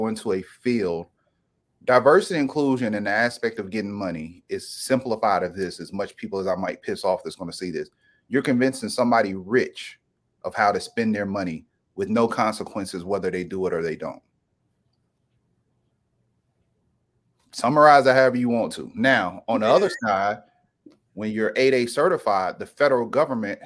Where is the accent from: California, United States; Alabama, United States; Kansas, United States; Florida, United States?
Alabama, United States; Brewton; I've been tapped in ever since I was born, growing up in Brewton, Alabama, living in the country